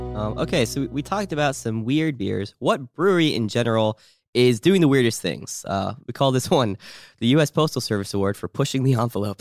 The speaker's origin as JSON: {"language": "English", "region": "New Jersey", "country": "United States", "said": "I'm from New Jersey"}